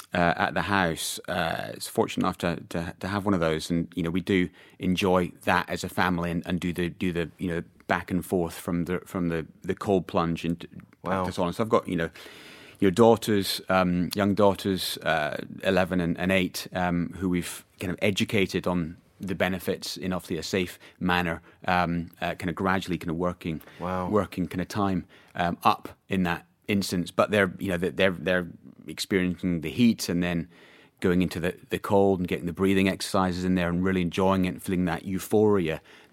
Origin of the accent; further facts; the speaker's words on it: Scotland, United Kingdom; I mean, I'm, you know, born and raised in Scotland, so I guess it's in the blood there.